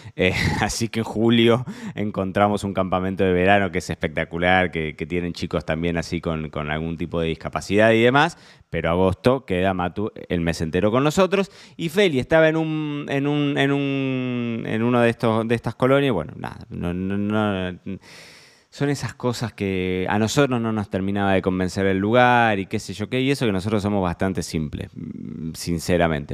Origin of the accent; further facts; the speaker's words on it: Carlos Casares, Buenos Aires Province, Argentina; Yo me crié en Casares. Casares es un pueblo de 15.000 habitantes.